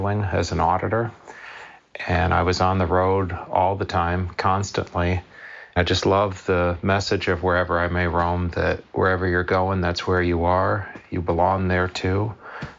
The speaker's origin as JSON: {"language": "English", "town": "Fraser", "region": "Michigan", "country": "United States", "said": "I'm from Fraser, Michigan"}